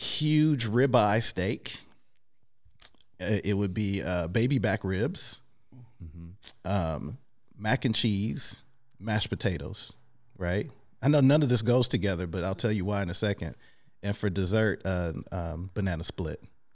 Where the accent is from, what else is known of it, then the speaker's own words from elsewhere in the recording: Oakland, California, United States; I am from Oakland.